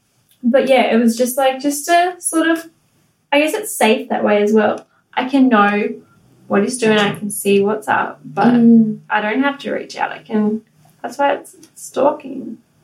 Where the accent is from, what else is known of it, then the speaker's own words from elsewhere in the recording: Gold Coast, Queensland, Australia; born there; Well, because I knew I was born on the Gold Coast.